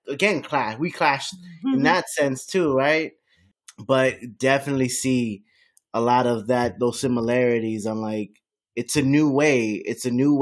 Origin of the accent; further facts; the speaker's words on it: Miami, Florida, United States; I grew up in Miami.